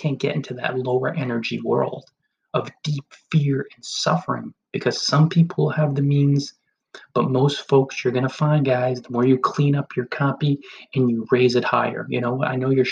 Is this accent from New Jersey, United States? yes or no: yes; New Jersey, United States; the towns I grew up in New Jersey